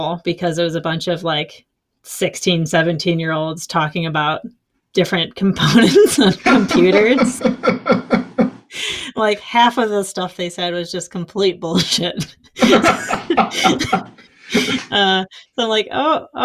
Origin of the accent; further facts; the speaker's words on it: Ohio, United States; growing up in Ohio. And now I live semi close to Toledo